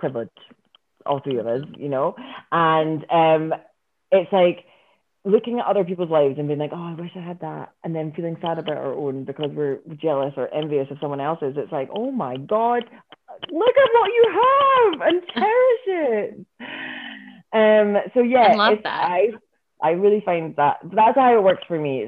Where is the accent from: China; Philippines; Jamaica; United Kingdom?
United Kingdom; Scotland; I'm Scottish.